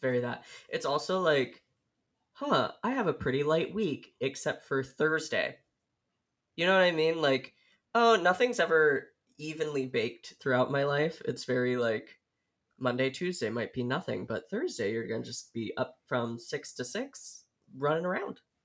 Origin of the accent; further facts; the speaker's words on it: Oregon, United States; moved away as an adult; also born or lived in Illinois; I grew up in Oregon